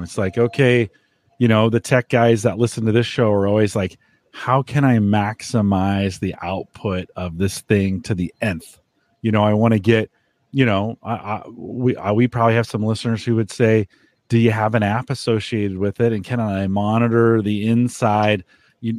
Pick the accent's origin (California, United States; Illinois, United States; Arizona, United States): California, United States; San Jose; now in Nebraska, United States; I grew up in San Jose